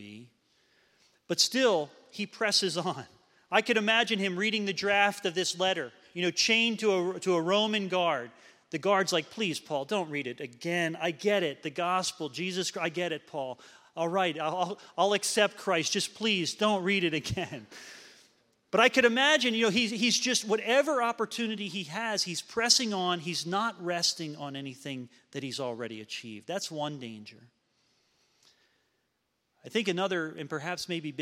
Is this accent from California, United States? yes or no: no; Levittown, Pennsylvania, United States; Leisure Lane, Lakeside neighborhood in Levittown, Pennsylvania.